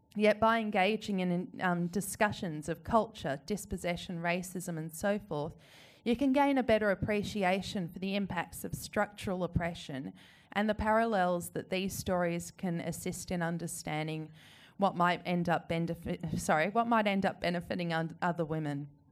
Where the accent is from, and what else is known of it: Australia